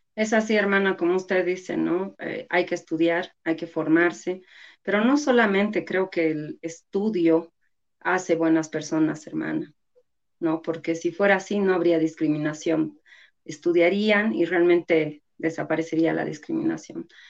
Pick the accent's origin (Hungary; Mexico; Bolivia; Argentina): Bolivia; como bolivianos